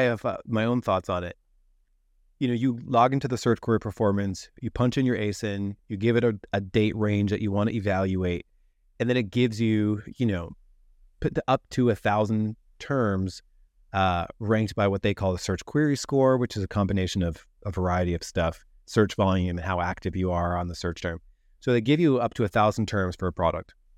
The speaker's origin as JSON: {"language": "English", "region": "New Jersey", "country": "United States", "said": "I'm from New Jersey"}